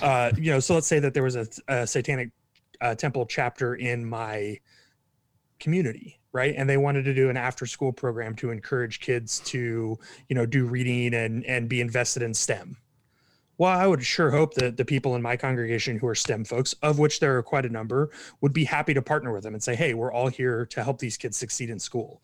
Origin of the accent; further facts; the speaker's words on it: Kansas City, Missouri, United States; moved away as an adult; also born or lived in Dayton, Ohio; now in Texas, United States; grew up in Kansas City, Missouri.